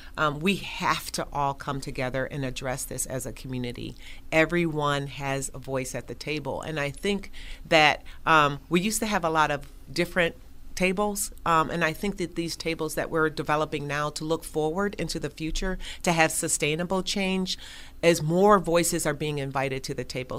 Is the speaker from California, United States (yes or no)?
no; Buffalo, New York, United States; So I was born and raised on Jefferson Avenue.